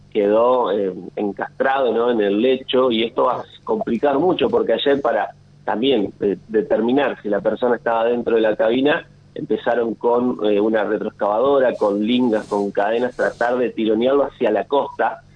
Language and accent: Spanish; Paraná, Entre Ríos, Argentina; moved away as an adult; now in Santa Fe, Argentina; soy de Paraná, nacido en Paraná y ya hace cuatro años aproximadamente que vivo en Santa Fe